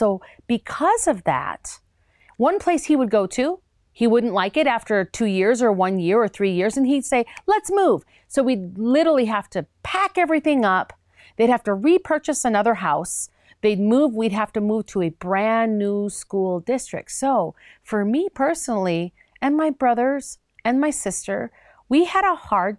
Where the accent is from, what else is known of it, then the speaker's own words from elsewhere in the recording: Minnesota, United States; also born or lived in Chicago; I loved growing up in the Minnesota area and actually in Chicago as well